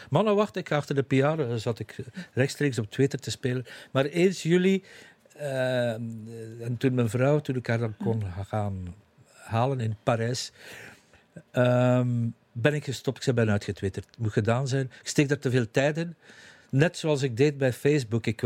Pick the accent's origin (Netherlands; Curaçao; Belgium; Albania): Belgium; East Flanders; eigenlijk de koers heb ik van kinds af aan. Ik ben een kind van de Vlaamse Ardennen.